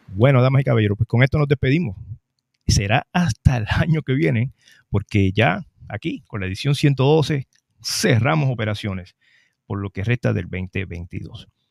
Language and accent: Spanish; Trujillo Alto, Puerto Rico; la fiesta del Macabeo, mi pueblo de Trujillo Alto